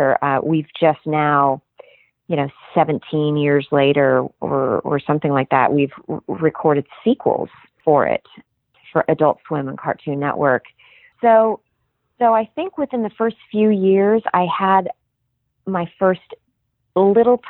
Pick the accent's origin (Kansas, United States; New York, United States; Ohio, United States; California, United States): Kansas, United States; moved away as an adult; now in Los Angeles, United States; I grew up in Kansas, and I was working professionally in Kansas City